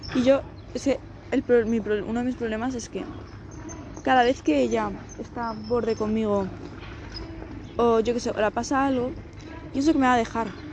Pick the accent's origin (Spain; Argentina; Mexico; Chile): Spain; Las dos somos de España, pero vivimos en diferentes provincias